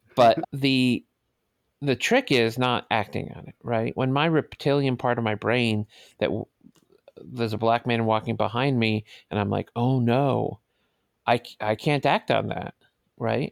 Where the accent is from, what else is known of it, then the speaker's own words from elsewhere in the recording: New York City, New York, United States; also born or lived in Manhattan; I was born in Manhattan, but I grew up in the Bronx, I'm sorry, in Brooklyn, in the projects in Brooklyn